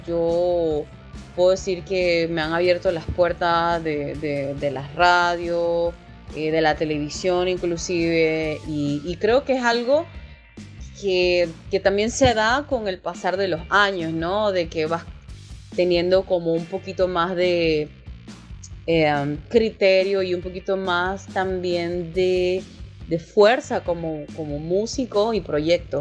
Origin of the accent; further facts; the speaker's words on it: Panama City, Panama; soy panameña, nacionalidad panameña, nacida aquí en la ciudad de Panamá